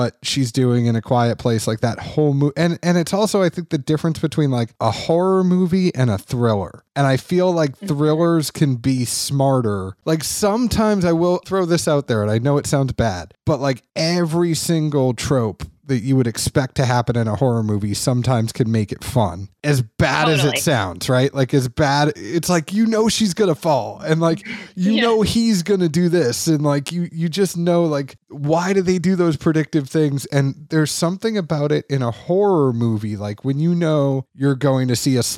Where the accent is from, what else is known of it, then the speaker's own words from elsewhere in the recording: Boston, Massachusetts, United States; moved away; also born or lived in Kentucky; I'm from Boston